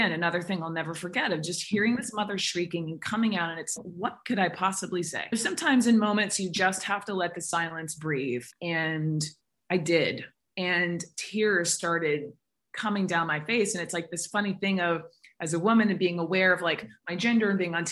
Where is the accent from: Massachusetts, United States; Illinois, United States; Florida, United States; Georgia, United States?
Georgia, United States; Atlanta; growing up in Atlanta, I was very aware of other kids of color